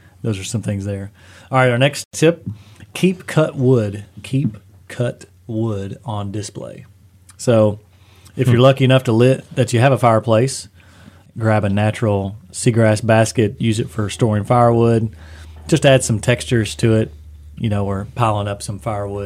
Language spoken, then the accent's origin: English; Eastern Kentucky, United States; growing up in Eastern Kentucky